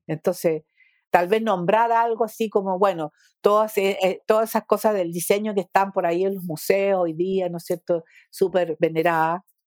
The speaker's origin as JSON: {"language": "Spanish", "country": "Chile"}